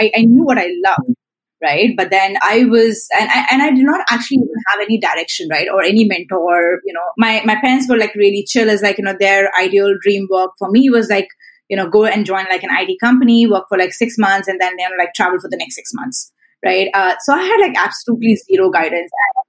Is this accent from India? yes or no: yes; Delhi, India; also born or lived in Mumbai / Chennai; now in Singapore; So I grew up in Delhi. I grew up in Mumbai. I grew up in, I did my college in Chennai. Now I'm in Singapore.